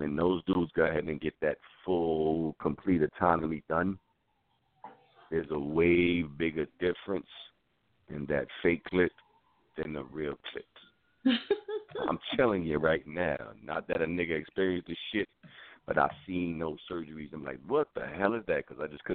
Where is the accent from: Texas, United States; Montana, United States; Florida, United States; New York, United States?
New York, United States; New York City; I'm from the Bronx